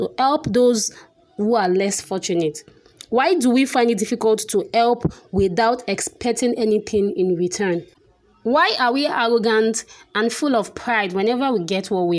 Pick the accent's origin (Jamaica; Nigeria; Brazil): Nigeria; we are still Nigerian.